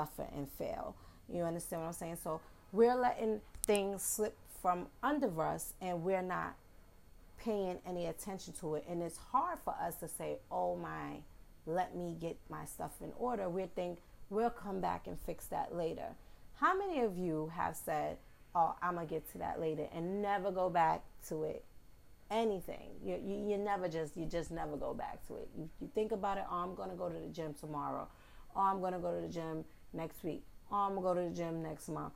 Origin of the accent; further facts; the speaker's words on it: New York City, New York, United States; accent: New York; I am a Bronx native. Yes, I'm from the Bronx, and you will hear my New York slang, my New York accent